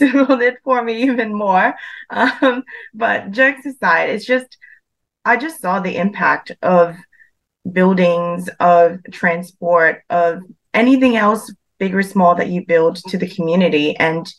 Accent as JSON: {"language": "English", "country": "Philippines", "tie": "born or raised there", "also_born_or_lived": "Western Sydney, Australia", "second_language": "English", "moved": "as an adult", "lives_now": "Sydney, Australia", "said": "So I was born and raised in the Philippines and studied there until year 12, and went to Australia in 2019 to pursue my engineering career"}